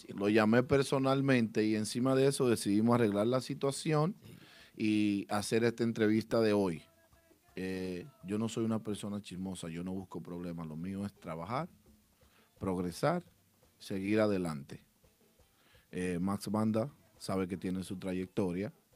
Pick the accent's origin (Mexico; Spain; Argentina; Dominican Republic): Dominican Republic; Santiago de los Caballeros, Santiago; Rubirosa y Chovy y yo somos de Santiago.